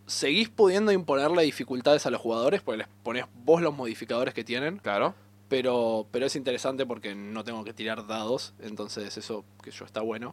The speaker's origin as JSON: {"language": "Spanish", "region": "Buenos Aires", "country": "Argentina", "said": "somos una de las ciudades más grandes del mundo"}